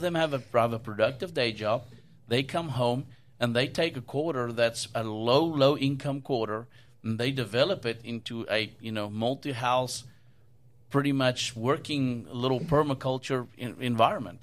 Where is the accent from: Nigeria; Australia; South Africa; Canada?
South Africa; now in United States; where I grew up in South Africa